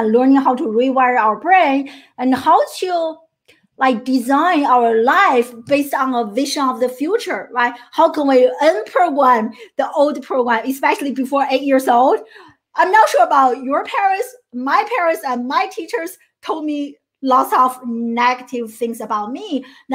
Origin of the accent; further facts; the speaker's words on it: China; first language Chinese; English is a second language; moved away as an adult; now in United States; I grew up in China. I'm a first generation immigrant and to the United States. And I came to the US in my early 20s, 21 years old.